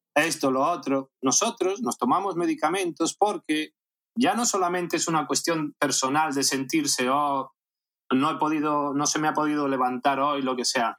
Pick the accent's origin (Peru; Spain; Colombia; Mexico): Spain; A Coruña, Galicia; born or raised there; moved away as an adult; also born or lived in Caracas, Venezuela / Las Palmas de Gran Canaria